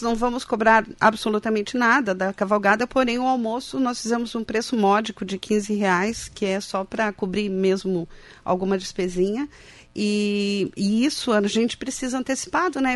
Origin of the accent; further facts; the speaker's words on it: Passo Fundo, Rio Grande do Sul, Brazil; moved away as an adult; now in Santa Catarina, Brazil; Eu sou de Passo Fundo